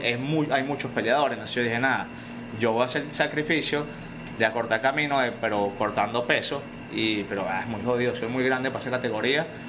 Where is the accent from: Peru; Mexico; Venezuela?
Venezuela; moved away as an adult; now in United States; desde que salí de Venezuela